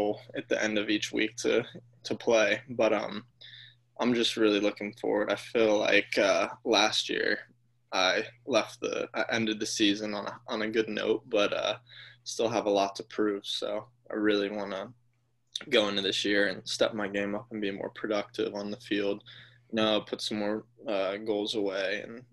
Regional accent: Charlotte, North Carolina, United States; also born or lived in Nashville, Tennessee; now in Atlanta, United States; I was born in Nashville, Tennessee, and then when I was young, I moved to Charlotte, North Carolina

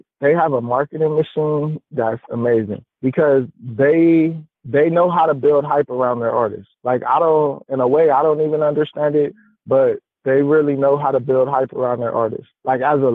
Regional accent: Los Angeles, California, United States; I'm from California, but I'm actually from L.A. Right? And then I'm from South Central on top of that.

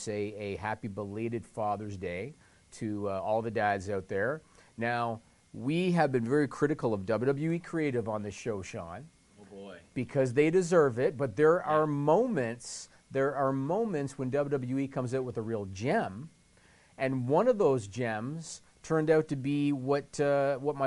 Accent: Toronto, Ontario, Canada; the Toronto Raptors, my hometown team

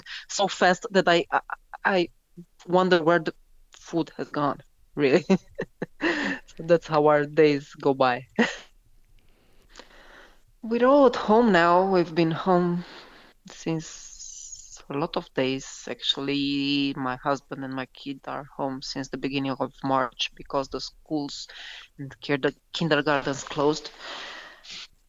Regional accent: Bucharest, Romania; from Bucharest, Romania.

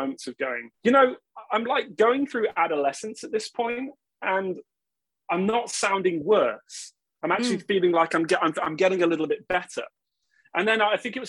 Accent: Gloucestershire, South West England, United Kingdom; also born or lived in Oxford / Newbury; in 2000, we moved away from Newbury to Gloucestershire.

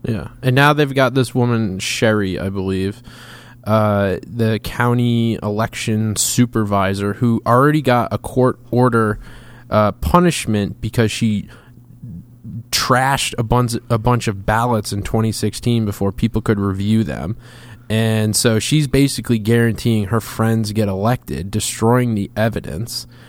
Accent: Massachusetts, United States; I'm from Massachusetts

